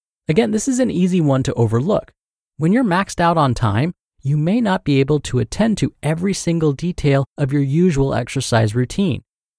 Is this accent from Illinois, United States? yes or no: no; Louisiana, United States; now in New Jersey, United States; Meanwhile, I'm from Louisiana, and I'm living over here in New Jersey